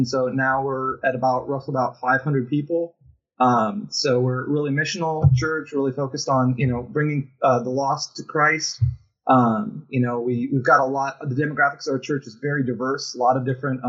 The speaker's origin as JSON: {"language": "English", "country": "Fiji", "tie": "born or raised there", "also_born_or_lived": "Guam / Los Angeles", "moved": "as an adult", "said": "And I was raised in Fiji from about the time I was like 9 years old to 19. So we were missionaries over there, planted three churches, and spent a lot of my formative years and stuff in Fiji and whatnot."}